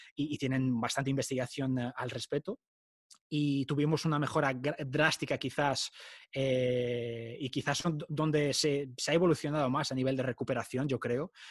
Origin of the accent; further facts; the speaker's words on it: Portugal; moved away as an adult; now in Madrid, Spain; soy portugués, eh, soy hijo de padre portugués, pero de madre argentina